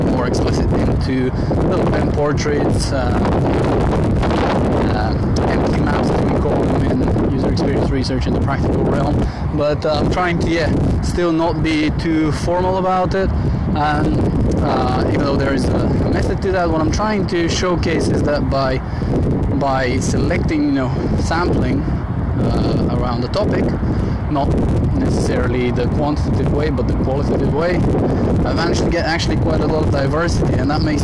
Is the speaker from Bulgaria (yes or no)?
yes; Bulgaria; now in United Kingdom; back in Bulgaria, back home, which is 100 kilometers around the mountain that's connecting my hometown and the capital